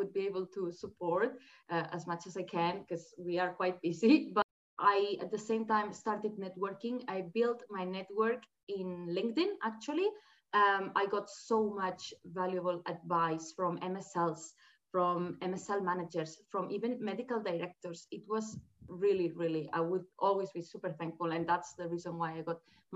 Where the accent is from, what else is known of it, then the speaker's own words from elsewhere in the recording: Spain; moved away as an adult; also born or lived in Australia; now in United Kingdom; I am from Spain